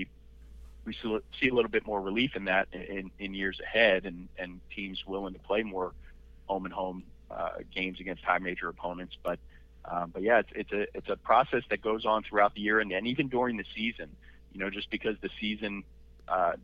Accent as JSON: {"language": "English", "town": "Philadelphia", "region": "Pennsylvania", "country": "United States", "tie": "born or raised there", "said": "I grew up in the Northeast Philadelphia area"}